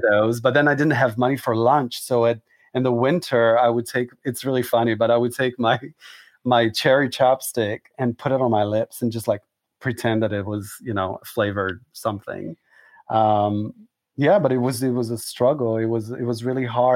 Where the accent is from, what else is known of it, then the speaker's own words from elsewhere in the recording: Israel; moved away as an adult; also born or lived in Southern United States; now in New York, United States; I was born an Israeli boy and suddenly I'm trying to become an American